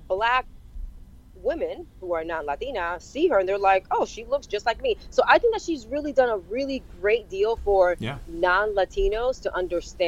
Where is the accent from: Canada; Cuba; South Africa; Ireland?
Cuba; moved away; I was born in Cuba